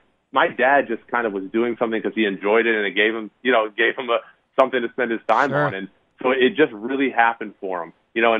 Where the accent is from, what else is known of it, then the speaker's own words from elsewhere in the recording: New Jersey, United States; now in Milwaukee, United States; It was important because I grew up in Northern New Jersey.